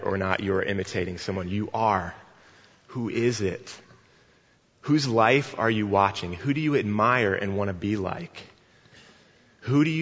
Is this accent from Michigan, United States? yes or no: no; Northwest Indiana, United States; born or raised there